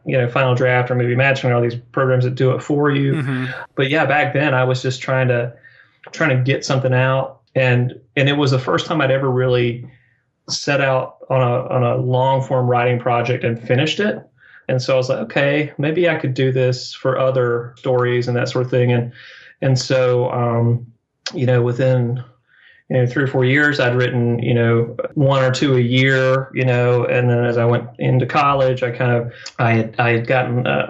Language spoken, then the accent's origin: English; the South, United States; I grew up in the South and, you know, I had grandparents that were really great kind of front porch storytellers.